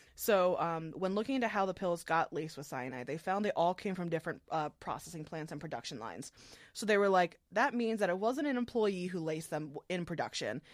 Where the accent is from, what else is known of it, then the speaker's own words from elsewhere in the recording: Philadelphia, Pennsylvania, United States; I grew up in the Philly area